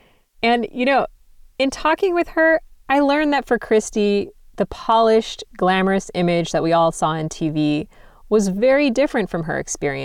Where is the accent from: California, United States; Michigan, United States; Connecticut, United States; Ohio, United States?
California, United States; Los Angeles; I'm Japanese American, fourth generation, born and raised in Los Angeles. I'm multiracial. My dad's from the former Yugoslavia and my mom's Japanese American. And when Christy won in 1992, I was 10 years old.